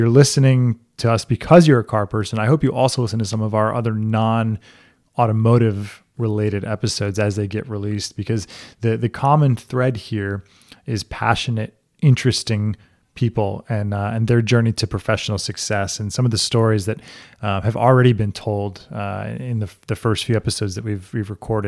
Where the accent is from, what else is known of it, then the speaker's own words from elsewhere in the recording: Amherst, Massachusetts, United States; born there; also born or lived in Wilmington, North Carolina / St. Croix, U.S. Virgin Islands / South Florida; I'm originally from Amherst, Massachusetts. That's where I was born. And then my family moved around a bit when I was younger.